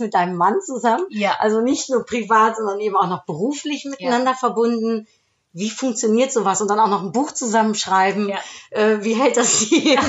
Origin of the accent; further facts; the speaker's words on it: Netherlands; German is a second language; moved away; als Holländerin